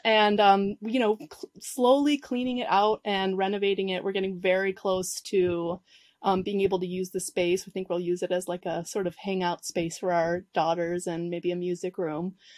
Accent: Chicago, Illinois, United States; moved away as an adult; now in Uruguay; I grew up in Chicago, you know, this, in the city, Southside

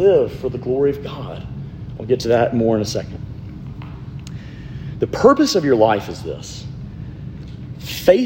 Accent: Alabama, United States; I'm from Alabama

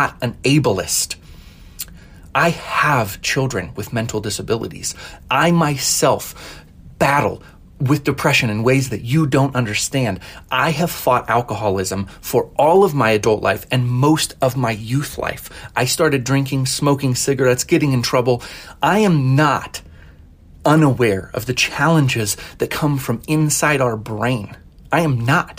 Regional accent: Colorado, United States; I was born in Colorado, raised in Colorado

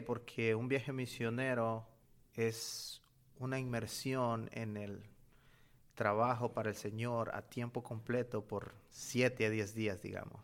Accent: Honduras; moved away as an adult; now in Birmingham, United States; yo vengo de Honduras y actualmente estoy sirviendo en Birmingham, Alabama, en Estados Unidos

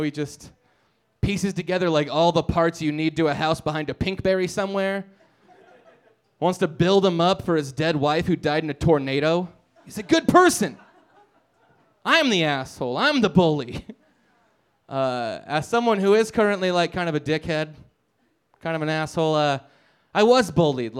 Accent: Nebraska, United States; now in Denver, United States; I'm from Nebraska

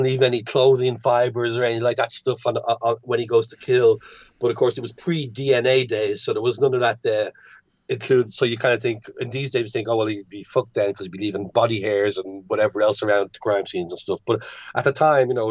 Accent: Ireland; growing up in Catholic Ireland

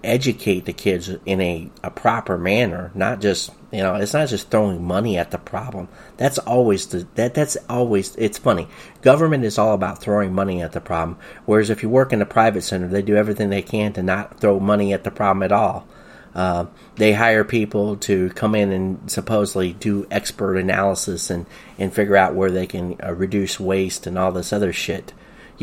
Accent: the South, United States; I grew up in the South in the 1970s.

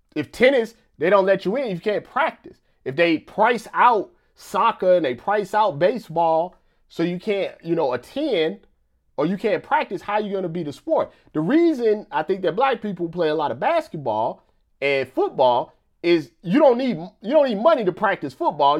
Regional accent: Missouri, United States; I'm from Missouri

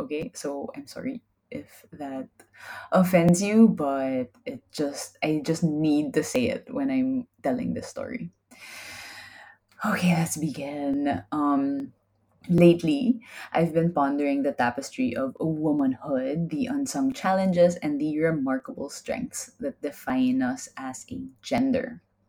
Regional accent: Manila, Metro Manila, Philippines; I was in Europe. I came from Manila. It's definitely more dangerous than Manila.

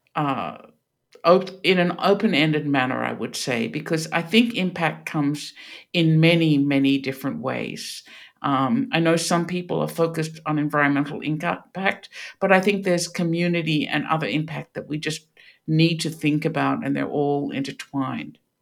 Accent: Australia; moved away as an adult; now in Pittsburgh, United States; you can hear this is not a Pittsburgh accent. I grew up in Australia

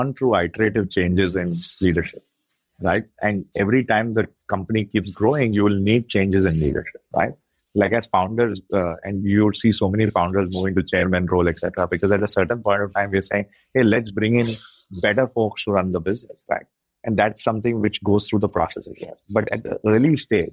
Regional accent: India; being Indian

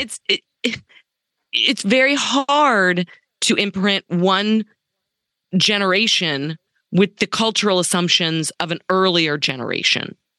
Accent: Dallas, Texas, United States; since I was a little girl growing up in Dallas

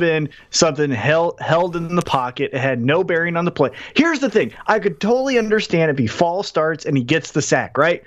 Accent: Independence, Missouri, United States; I'm from Independence

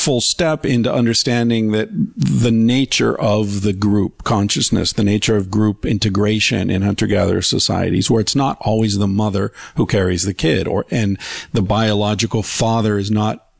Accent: Beaver Falls, Pennsylvania, United States; I popped up in Beaver Falls, Pennsylvania

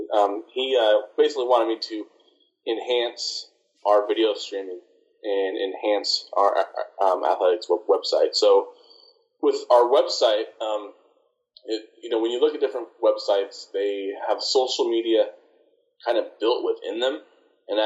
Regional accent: Nebraska, United States; also born or lived in Fond du Lac, Wisconsin; now in Hobbs, United States; I'm from Nebraska originally

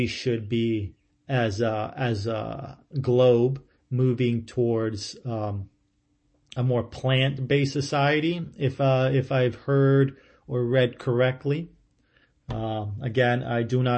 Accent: central Ohio, United States; moved away; I grew up in Ohio, in central Ohio, and it rained a lot there

